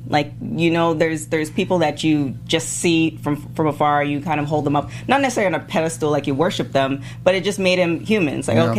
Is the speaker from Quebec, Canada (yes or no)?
no; Toronto, Ontario, Canada; Not African-American, just black. I'm Canadian. Black.